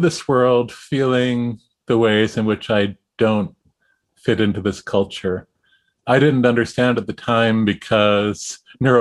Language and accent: English; Massachusetts, United States; I grew up in Massachusetts at the edge of the suburbs